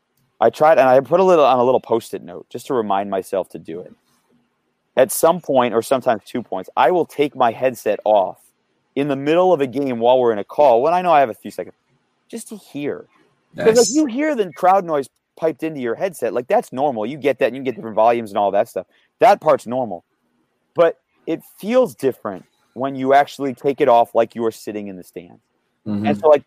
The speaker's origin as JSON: {"language": "English", "region": "Michigan", "country": "United States", "tie": "born or raised there", "moved": "yes", "said": "which was a long lifetime thrill as growing up in Michigan."}